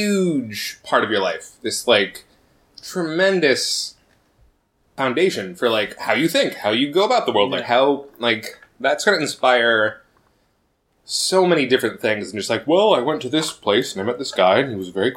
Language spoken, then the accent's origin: English; Spokane, Washington, United States; I grew up in Spokane.